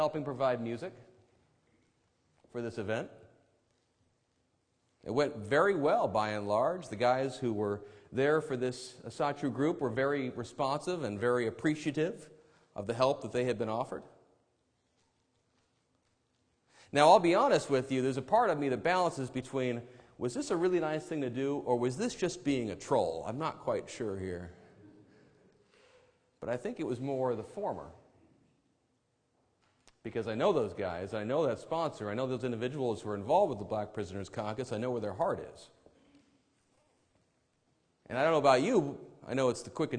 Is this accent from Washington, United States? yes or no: yes; Enumclaw Plateau, Washington, United States; accent: drawl; also born or lived in Auburn, Washington; I'm a suburban kid from Auburn. I grew up on the Enumclaw Plateau.